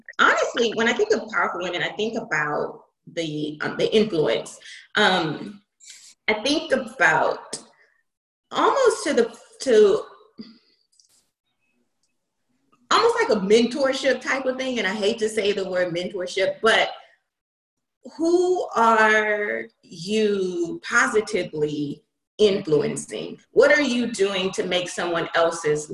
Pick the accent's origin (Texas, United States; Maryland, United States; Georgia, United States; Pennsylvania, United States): Texas, United States; Houston; moved away as an adult; now in San Francisco Bay Area, United States; I'm not from the Bay, I'm from Houston. And so I've only been in the Bay 3 years in February